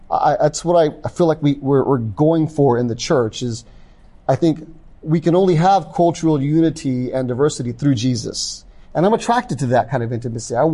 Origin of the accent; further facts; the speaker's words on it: the South, United States; I grew up in the South, and I was, my parents were, in the, my mother was in the military.